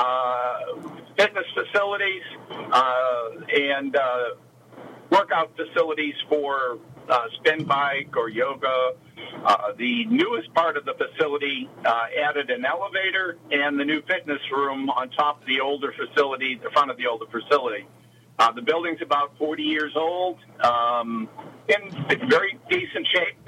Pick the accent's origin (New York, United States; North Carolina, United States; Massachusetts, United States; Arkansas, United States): Massachusetts, United States; Boston; also born or lived in Chicago; now in Pittsburgh, United States; I'm originally from Boston, Massachusetts